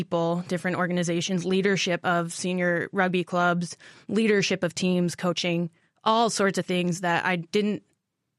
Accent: Rhode Island, United States; moved away as an adult; also born or lived in New Hampshire / Massachusetts; now in Alaska, United States; I was one of those New Englanders that never planned on leaving. I'm from Rhode Island

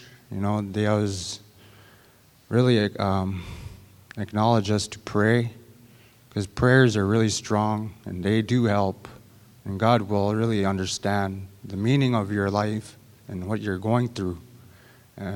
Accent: St. Lawrence Island, Alaska, United States; moved away as an adult; also born or lived in Shaktoolik, Alaska; I'm originally from St. Lawrence Island, and I moved to Shaktulik like 7 years ago.

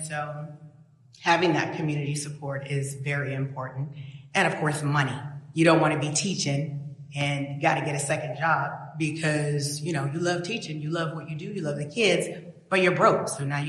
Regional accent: Wasilla, Alaska, United States; because I was raised in Wasilla, and my family was one of the first Black families out there in the 70s.

